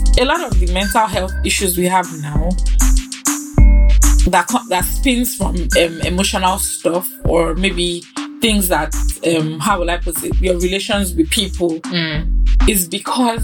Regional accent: Nigeria; me being a Nigerian

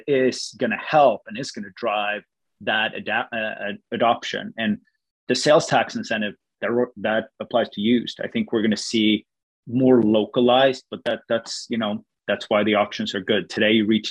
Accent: Sweden; moved away; I'm born and raised in Sweden

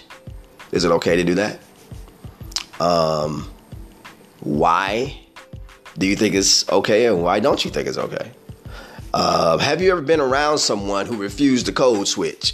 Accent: Midwest, United States; I'm from the Midwest

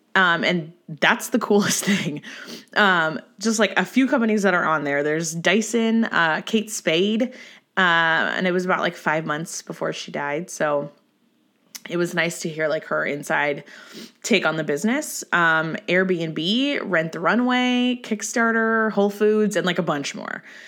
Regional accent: Orange County, California, United States; I'm from Orange County

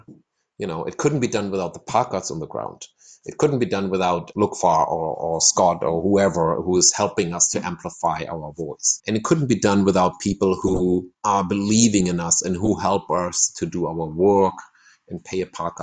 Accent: Germany; now in Ecuador; I'm not from Ecuador, no. I'm German, and I somehow found my place

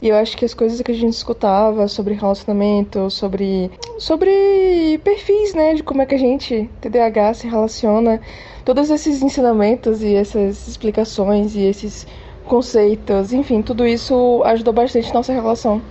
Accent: Salvador, Bahia, Brazil; now in Curitiba, Brazil; Eu sou de Salvador, Bahia. Mas eu moro hoje em dia e já tem um tempinho já que eu moro em Curitiba, no Paraná

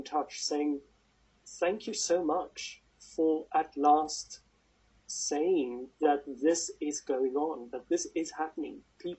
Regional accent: South Africa; now in United Kingdom; And I know I'm South African, and I speak as if I'm British. I'm soon going to be officially British

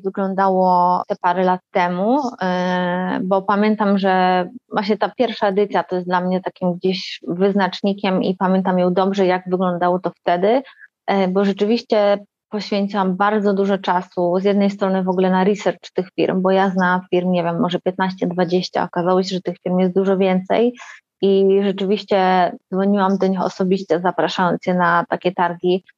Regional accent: Warsaw, Masovian Voivodeship, Poland; jestem z Warszawy, mieszkam w Warszawie

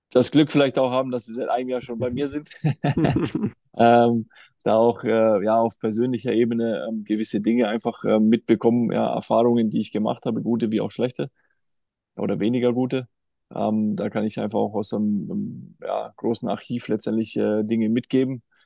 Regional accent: Germany; bei uns in Deutschland

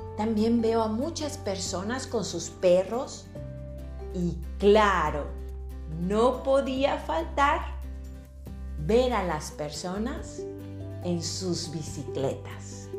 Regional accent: Mexico; now in Netherlands; una mexicana en Holanda.

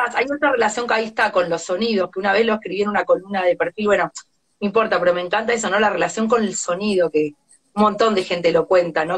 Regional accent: Argentina; also born or lived in Buenos Aires; now in France; somos argentinos

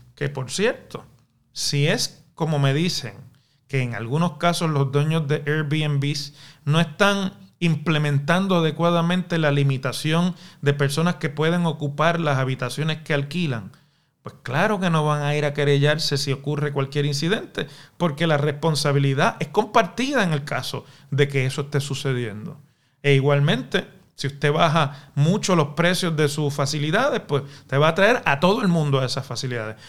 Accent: Puerto Rico

